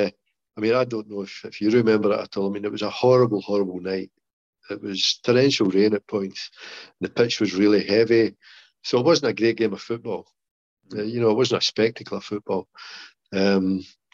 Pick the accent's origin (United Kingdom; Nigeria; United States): United Kingdom; Scotland; accent: Scottish